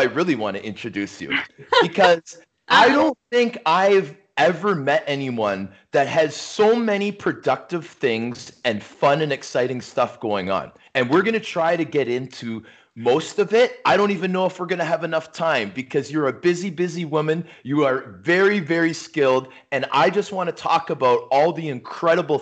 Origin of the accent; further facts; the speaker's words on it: Toronto, Ontario, Canada; the house where I grew up in Scarborough